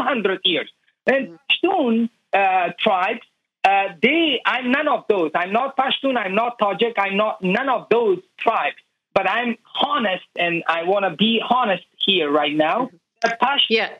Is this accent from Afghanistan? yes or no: yes; Afghanistan; now in United States; people of Afghanistan